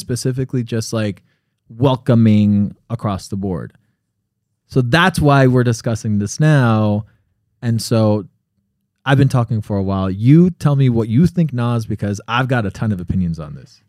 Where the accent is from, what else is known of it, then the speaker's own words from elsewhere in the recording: Connecticut, United States; moved away; also born or lived in Miami; I was born in Connecticut